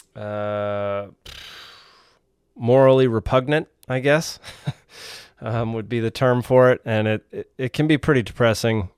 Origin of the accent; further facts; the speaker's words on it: Texas, United States; now in Georgia, United States; I'm originally from Texas